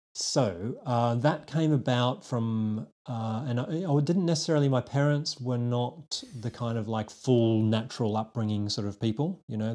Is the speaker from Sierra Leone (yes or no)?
no; Australia; accent: Aussie; moved away as an adult; also born or lived in United Kingdom; now in London, United Kingdom; a little twang that's still going on in my uh, accent, which is an Aussie accent. So I'm a Aussie born and bred and trained chiropractor myself.